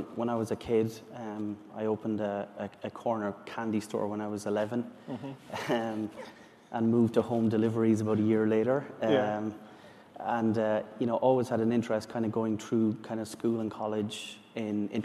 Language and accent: English; Ireland; I'm from Ireland.